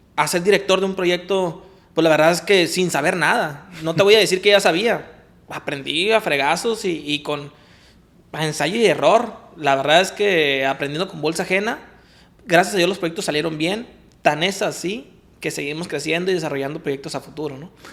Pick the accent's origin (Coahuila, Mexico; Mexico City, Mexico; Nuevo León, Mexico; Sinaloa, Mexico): Sinaloa, Mexico; Culiacán; soy nacido aquí en Culiacán, tengo apellido japonés